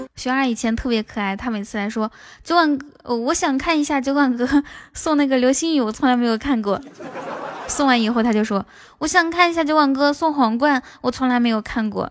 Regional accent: Ganqika, Inner Mongolia, China; now in Shanghai, China; 是来自内蒙古自治区科尔沁左翼后旗甘旗卡镇门斗村的

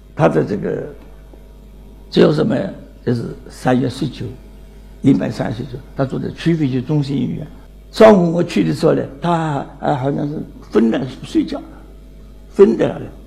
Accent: China; 我们中国人就想做个家庭之落

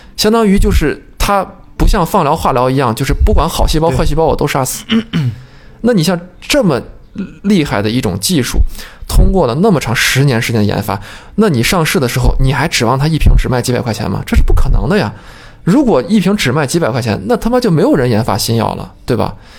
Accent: China; 我们中国人传统还有一种想法，就是为富不仁

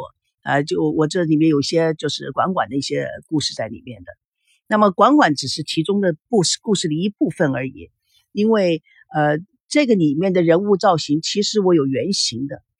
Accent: United States; also born or lived in Taiwan; now in China; 就说我是从美国来的，美国到了台湾，美国到了大陆，然后在美国。到了台湾以后，在台湾拍戏，在台湾成立了龙族剧院

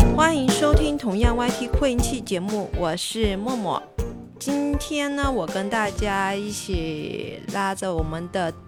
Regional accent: southern China, China; 作为一个南方人

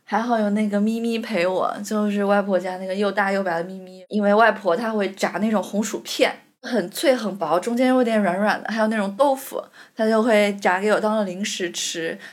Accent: northern Jiangsu, China; moved away as an adult; now in Shanghai, China; 因为我小时候是在江苏的北方，

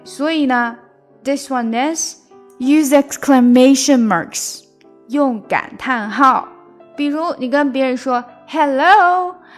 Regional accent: China; 我们中国人

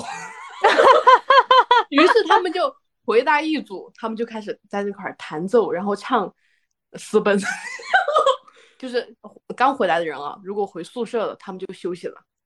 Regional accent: Guizhou, China; moved away; 我的老家不是重庆啊，就是一个 ，嗯，贵州的偏远山区

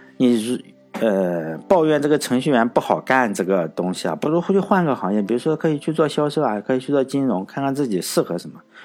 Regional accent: China; 即使我是中国人呢

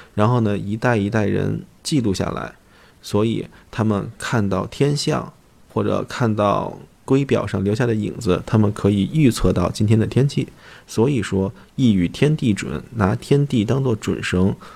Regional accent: China; 我们中国人农业时代的时候是重土安迁的

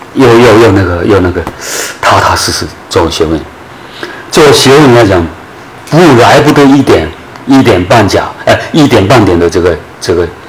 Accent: Guangdong, China; moved away as an adult; also born or lived in Beijing / Hunan / Fujian; 我长期以来从十八九岁出去，一直到五十六岁回来。回汕头

